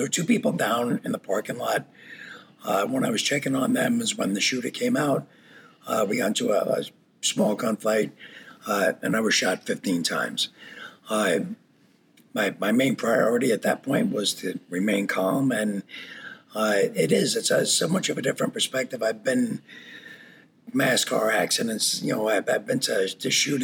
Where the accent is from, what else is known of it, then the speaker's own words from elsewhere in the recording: New York, United States; moved away as an adult; now in Wisconsin, United States; I grew up in New York, moved out to Wisconsin when I was 28.